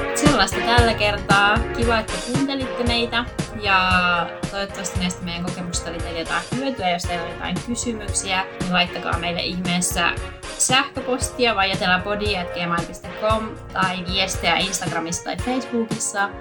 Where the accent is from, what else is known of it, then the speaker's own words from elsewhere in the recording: Finland; moved away; mä oon Suomesta